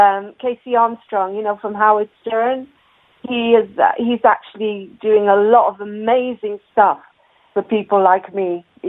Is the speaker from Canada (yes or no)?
no; Israel; also born or lived in Ireland; now in England; I was born in Ireland, and I grew up in Israel